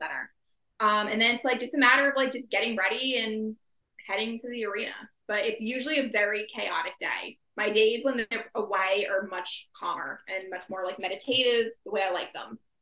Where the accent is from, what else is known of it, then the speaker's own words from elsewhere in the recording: New Jersey, United States; I am from New Jersey, born and raised